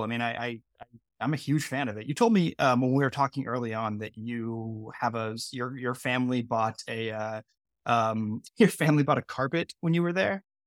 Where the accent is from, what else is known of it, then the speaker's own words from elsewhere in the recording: Bay Area near San Francisco, California, United States; I grew up in California. Um, I grew up in the Bay Area near San Francisco.